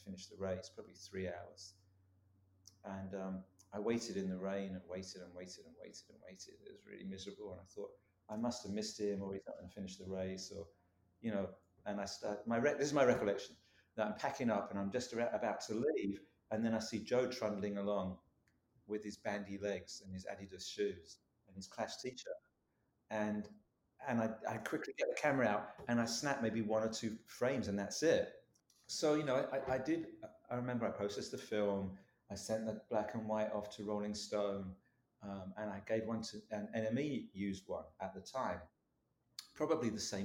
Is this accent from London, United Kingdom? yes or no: yes; London, United Kingdom; moved away as an adult; now in San Francisco, United States; I'm from London, from East London